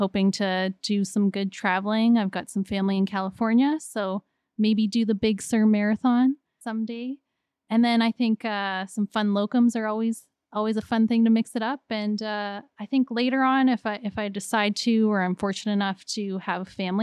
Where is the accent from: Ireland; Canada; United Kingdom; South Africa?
Canada; Kitchener, Ontario; I was born in Grand River. I'll work in Grand River.